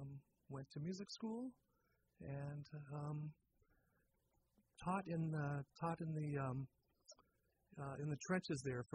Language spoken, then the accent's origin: English; Lynn, Massachusetts, United States; moved away as an adult; now in Sonoma County, United States; I grew up in the Boston area.